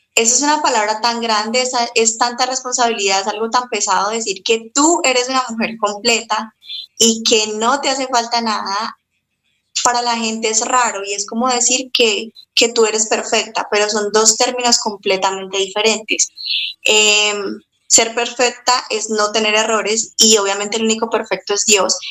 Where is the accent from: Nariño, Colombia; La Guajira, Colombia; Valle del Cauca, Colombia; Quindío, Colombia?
Valle del Cauca, Colombia; Cali; soy de, de Colombia, de la ciudad de Cali.